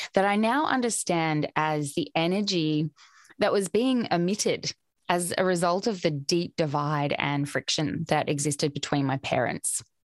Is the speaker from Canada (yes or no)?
no; Australia; I grew up in Australia, where I still currently reside.